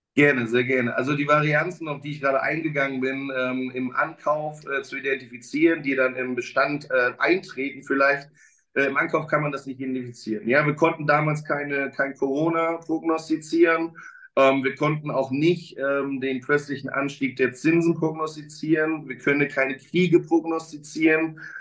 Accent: Mecklenburg-Vorpommern, Germany; now in Berlin, Germany; ich bin ein Kind des Nordens, bin in Mecklenburg-Vorpommern aufgewachsen

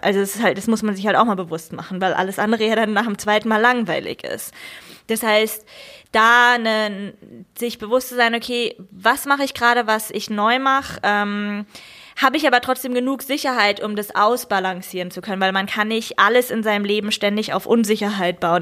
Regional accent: Germany; für mich als Deutsche

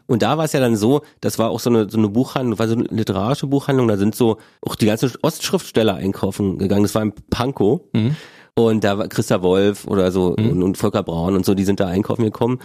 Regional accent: Berlin, Germany; bin ich ja in Ostberlin geboren, in Köpenick

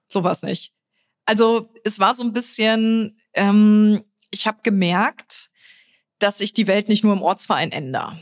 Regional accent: Trier, Rhineland-Palatinate, Germany; moved away; also born or lived in Berlin; in meiner Heimat

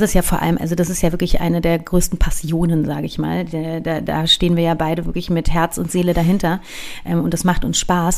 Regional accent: Berlin, Germany; Bei uns in Reinickendorf, in Hermsdorf

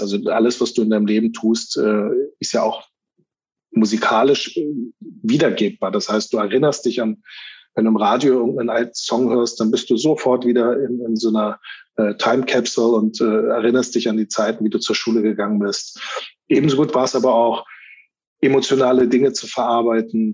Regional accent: Berlin, Germany; Ich bin in Spandau groß geworden

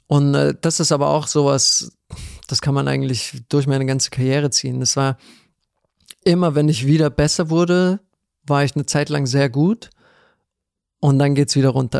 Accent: Ludwigshafen, Rhineland-Palatinate, Germany; ich bin in Ludwigshafen geboren, das ist in ja. Rheinland-Pfalz

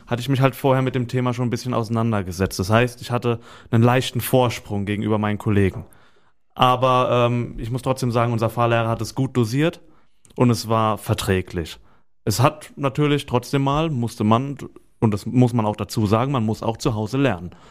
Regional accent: Weinheim, Baden-Württemberg, Germany; weil es halt für mich die Heimat ist. Ich komme ja aus Weinheim

